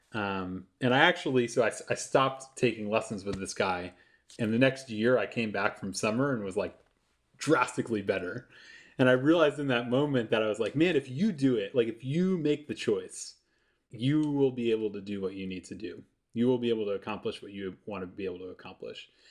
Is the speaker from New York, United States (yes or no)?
yes; around New York, United States; I grew up around New York